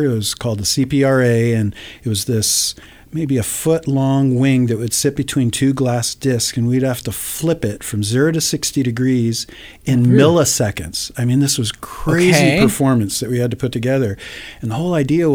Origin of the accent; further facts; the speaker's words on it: Livermore, California, United States; I grew up in the Bay Area. I actually grew up out in Livermore